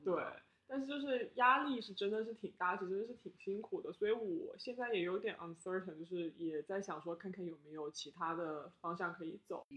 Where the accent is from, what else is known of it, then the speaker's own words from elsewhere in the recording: China; now in Canada; 我们中国人